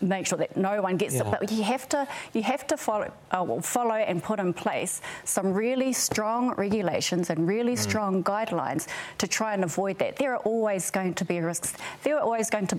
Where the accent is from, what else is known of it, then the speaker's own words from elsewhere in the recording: Tūhoe, Bay of Plenty, New Zealand; I'm from Tuhoe